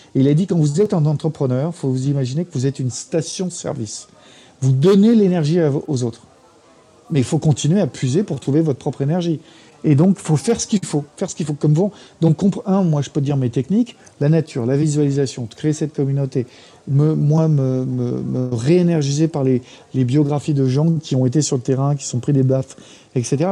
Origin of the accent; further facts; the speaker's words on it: France; moved away as an adult; also born or lived in United States; je suis petit français